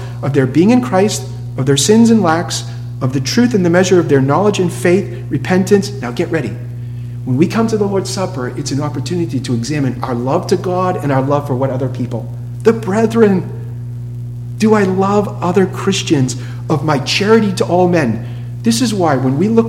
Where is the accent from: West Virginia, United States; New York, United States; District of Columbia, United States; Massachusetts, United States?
Massachusetts, United States; Boston; moved away as an adult; now in Tallahassee, United States; I'm from Boston